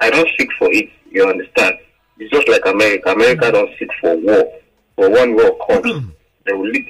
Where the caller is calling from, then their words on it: Lagos, Nigeria; calling from Lagos Island.